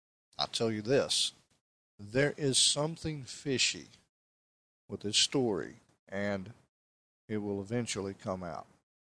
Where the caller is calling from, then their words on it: Tennessee, United States; but I am podcasting here from East Tennessee, and we have a lot of rain coming down